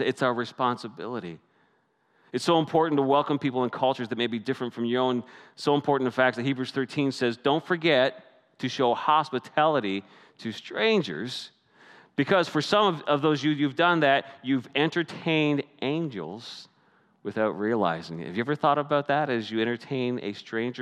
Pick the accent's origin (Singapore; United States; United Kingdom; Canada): Canada; moved away as an adult; now I'm Canadian